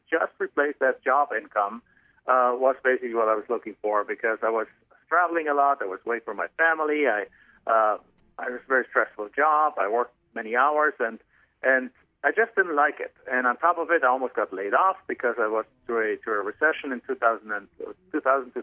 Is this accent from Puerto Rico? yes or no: no; Germany; English is a second language; moved away as an adult; now in United States; I'm not originally from the United States. I'm actually from Germany originally. So you can probably tell from my accent